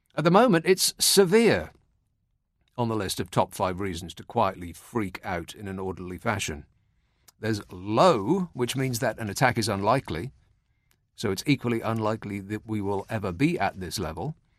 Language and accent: English; United Kingdom; Keeping calm and carrying on is what defines us as British people